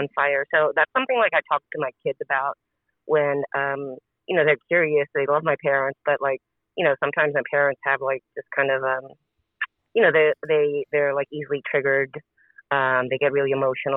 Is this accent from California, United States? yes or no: yes; Los Angeles, California, United States; also born or lived in South Korea; I grew up in Los Angeles. I'm 51. My family immigrated to America when I was 5 years old in 1975